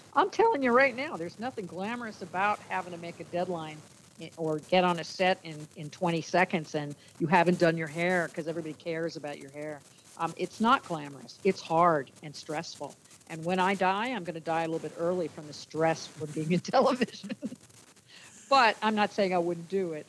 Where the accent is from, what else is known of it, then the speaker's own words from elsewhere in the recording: New Jersey, United States; I grew up in New Jersey